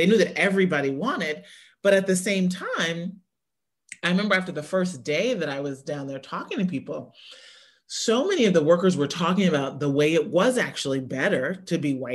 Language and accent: English; Midwest, United States; I grew up in the Midwest where like the UAW jobs, the manufacturing jobs were like the best jobs